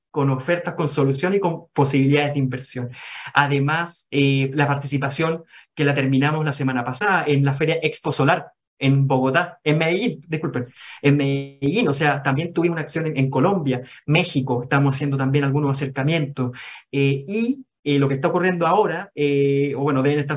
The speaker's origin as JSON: {"language": "Spanish", "country": "Chile", "said": "¿Son de Estados Unidos? No, somos chilenos."}